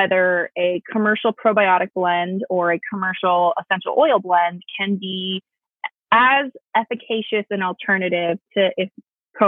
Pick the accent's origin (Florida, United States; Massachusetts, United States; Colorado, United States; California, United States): California, United States; Bay Area; moved away; I grew up in the Bay Area.